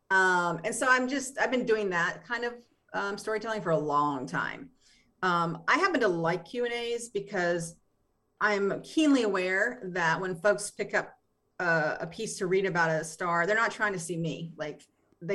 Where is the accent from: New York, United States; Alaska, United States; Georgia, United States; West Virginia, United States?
West Virginia, United States; West Virginia, which is where I'm from